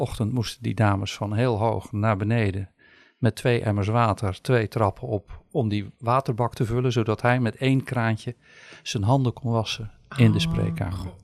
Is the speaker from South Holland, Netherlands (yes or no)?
yes; Sommelsdijk, South Holland, Netherlands; also born or lived in Rotterdam; Geboren en getogen in Sommelsdijk, maar kort in Rotterdam geweest.